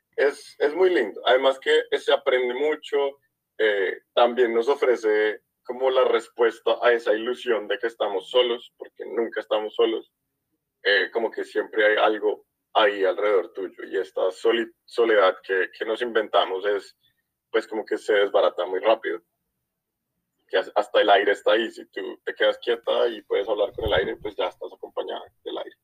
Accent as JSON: {"language": "Spanish", "country": "Colombia", "said": "nosotros dos somos colombianos"}